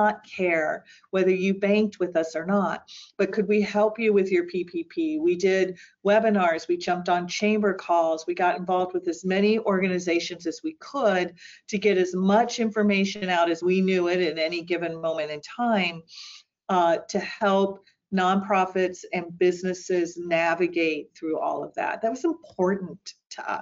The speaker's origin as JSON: {"language": "English", "town": "St. Marys", "region": "Ohio", "country": "United States", "tie": "born or raised there", "also_born_or_lived": "Worthington, Ohio", "said": "I grew up in St. Mary's, Ohio"}